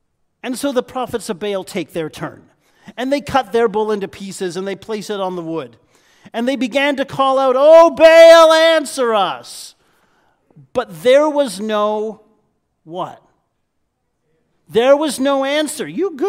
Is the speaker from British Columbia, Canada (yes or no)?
no; Niagara Falls, Ontario, Canada; Now, I'm a Niagara boy, born and bred. I was raised just outside of Niagara Falls